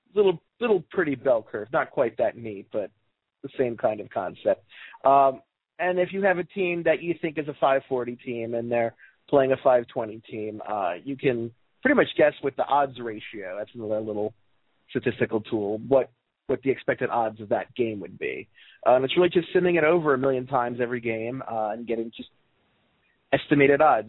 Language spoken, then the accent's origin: English; Baltimore, Maryland, United States; I'm from Baltimore